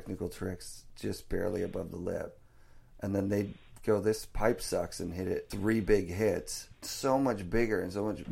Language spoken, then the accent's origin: English; Vancouver, British Columbia, Canada; my hometown, Vancouver, BC